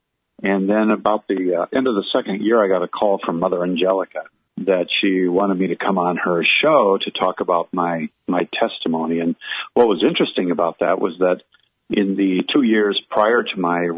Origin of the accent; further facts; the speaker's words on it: Minneapolis, Minnesota, United States; moved away as an adult; also born or lived in Birmingham, Alabama; I'm from Minneapolis